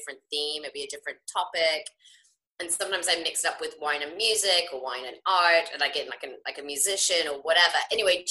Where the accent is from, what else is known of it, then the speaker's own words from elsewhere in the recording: England, United Kingdom; moved away as an adult; now in United States; having always, like, grown up in England, and even though I'm half American, my mum's American